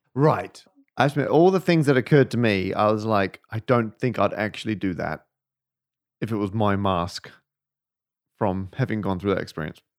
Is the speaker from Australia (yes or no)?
yes; Perth, Western Australia, Australia; now in United Kingdom; the suburb where I was born in Australia